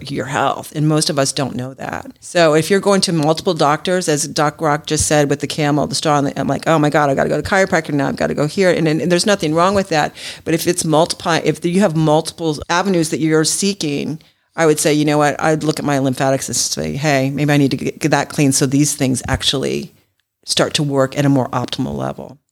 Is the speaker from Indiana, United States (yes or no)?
no; Los Angeles, California, United States; now in Georgia, United States; I'm from Los Angeles